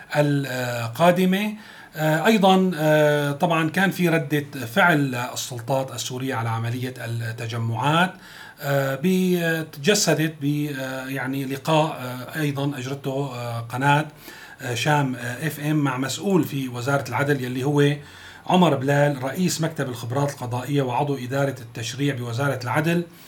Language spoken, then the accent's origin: Arabic; Syria; نحن بنتمناه كسوريين